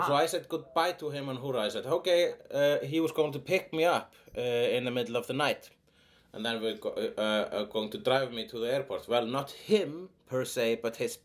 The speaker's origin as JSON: {"language": "English", "country": "Iceland", "said": "I'm an Icelandic person"}